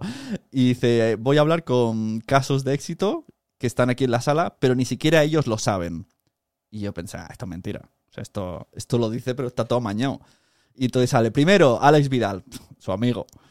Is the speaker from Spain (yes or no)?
yes; Palau-solità i Plegamans, Catalonia, Spain; mi pueblo, de Palau Plemans